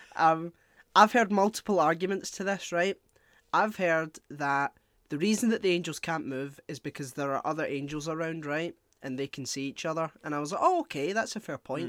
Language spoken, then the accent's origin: English; Scotland, United Kingdom; as a Scottish person